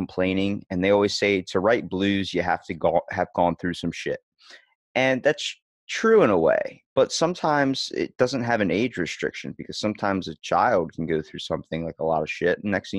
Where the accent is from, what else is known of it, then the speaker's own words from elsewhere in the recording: Ocean City, Maryland, United States; I'm from Ocean City, Maryland. So I'm East Coast.